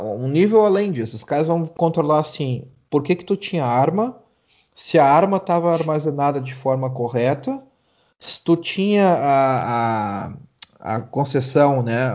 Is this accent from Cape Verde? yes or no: no; Brazil; now in Germany; eu saí do Brasil